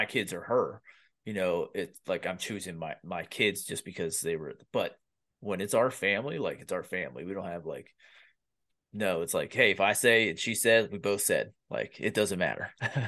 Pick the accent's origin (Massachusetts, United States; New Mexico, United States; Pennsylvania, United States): Pennsylvania, United States; I grew up in Pennsylvania